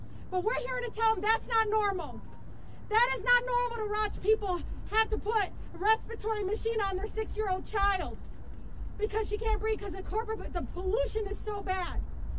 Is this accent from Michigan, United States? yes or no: yes; Detroit, Michigan, United States; in my district, where I grew up in Southwest Detroit